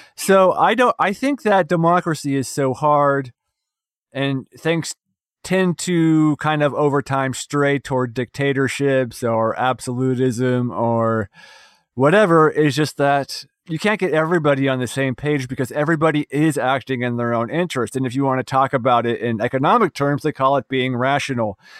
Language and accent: English; West Virginia, United States; my home state of West Virginia